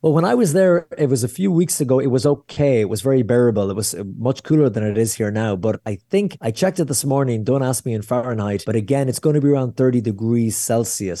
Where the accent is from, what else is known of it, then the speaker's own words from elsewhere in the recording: Ireland; I'm sweaty Irish guy in the middle of Israel